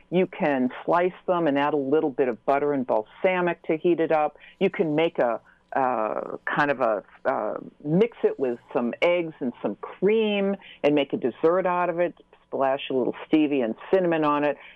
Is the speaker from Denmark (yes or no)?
no; Newton, Massachusetts, United States; I'm from Newton, so we were neighbors.